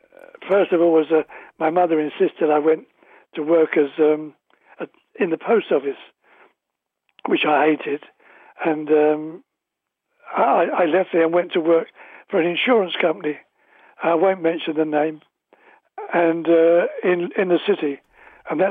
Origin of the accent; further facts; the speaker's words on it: London, United Kingdom; I was born in London's East End